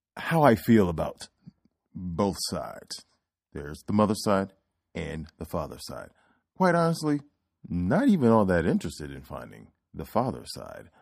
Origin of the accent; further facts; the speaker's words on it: Oklahoma, United States; I was born in Oklahoma